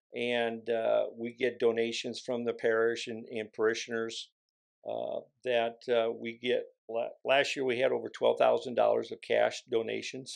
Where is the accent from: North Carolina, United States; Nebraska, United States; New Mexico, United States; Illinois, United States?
Nebraska, United States; David City; now in Columbus, United States; I grew up around Bellwood and David City